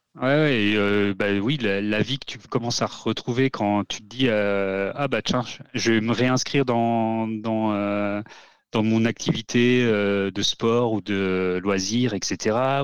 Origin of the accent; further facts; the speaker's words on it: Haute-Savoie, Auvergne-Rhône-Alpes, France; now in Auvergne, France; je suis pas du tout auvergnat de base. Moi, je viens de Haute-Savoie.